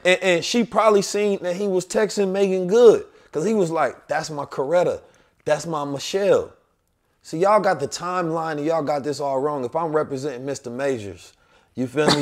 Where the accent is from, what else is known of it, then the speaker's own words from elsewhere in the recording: St. Louis, Missouri, United States; also born or lived in Oakland; I'm Saint Louis and Oakland, so I got that revolutionary spirit too, not just the country